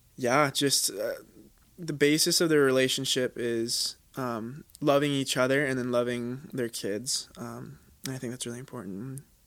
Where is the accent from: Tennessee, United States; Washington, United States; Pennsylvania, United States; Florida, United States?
Washington, United States; moved away as an adult; also born or lived in Utah; now in Laie, United States; originally, I'm from Washington, uh, the state